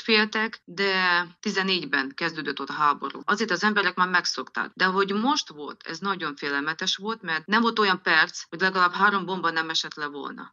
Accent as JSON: {"language": "Hungarian", "area": "Transcarpathia", "region": "Zakarpattia Oblast", "country": "Ukraine", "said": "Itthon vagyok, Kárpátalján, mert idevalósi vagyok"}